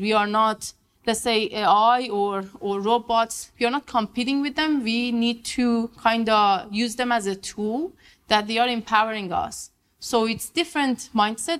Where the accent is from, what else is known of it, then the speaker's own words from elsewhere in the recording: Iran; moved away as an adult; also born or lived in Vienna, Austria / Quebec, Canada; I'm from Iran. I did my master and um, bachelor in Iran.